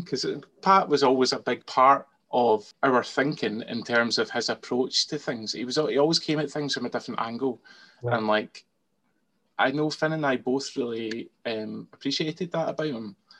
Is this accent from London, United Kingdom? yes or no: no; Scotland, United Kingdom; I'm Scottish, so I can't be anything other than Scottish